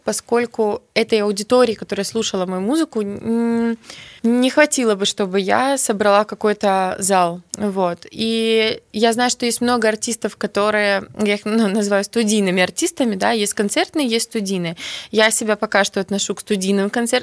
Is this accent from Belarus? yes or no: yes; Belarus; first language Belarusian; moved away as an adult; now in Kyiv, Ukraine; у нас будут выходить песни на белорусском языке. Но ну, как бы все равно это мой родной язык